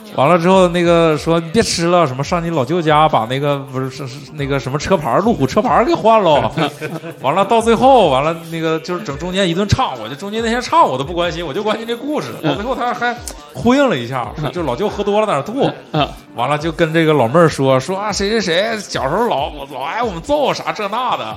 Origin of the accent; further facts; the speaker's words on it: Daqing, Heilongjiang, China; 我们是，都是大庆人啊